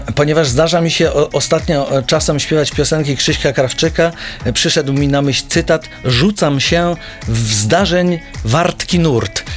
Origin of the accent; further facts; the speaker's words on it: Pionki, Masovian Voivodeship, Poland; moved away; also born or lived in Warsaw; pochodzę z małego miasteczka, z Pionek, y, niedaleko Radomia, to jak byłem małym chłopakiem